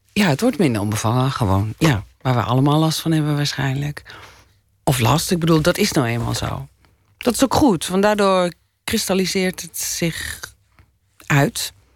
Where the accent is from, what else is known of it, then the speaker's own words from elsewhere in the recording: Doetinchem, Gelderland, Netherlands; also born or lived in Winterswijk; ik ben in Menswijk geboren en daarna naar Doetinchem verhuisd